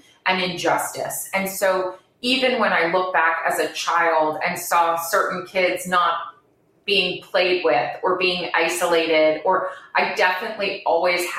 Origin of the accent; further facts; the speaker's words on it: Bermuda; moved away as an adult; also born or lived in Providence, United States / New York, United States; I'm born and raised in Bermuda.